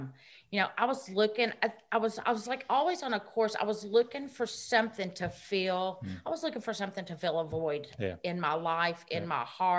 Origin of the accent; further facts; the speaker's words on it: Gallatin, Tennessee, United States; born there; I'm 51. I was born in 1970 in Gallatin, Tennessee.